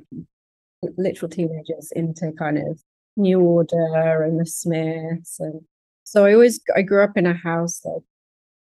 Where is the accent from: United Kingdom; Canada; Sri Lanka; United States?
United Kingdom; London; I'm from London